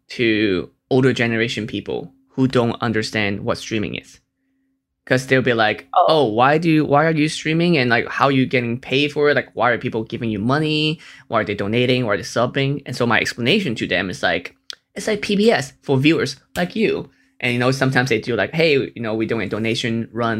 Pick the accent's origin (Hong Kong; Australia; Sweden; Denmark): Hong Kong; moved away; also born or lived in United States; I'm from Hong Kong